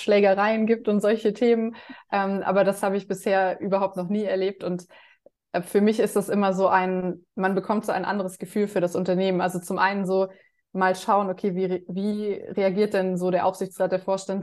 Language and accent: German; Germany; bei uns in Deutschland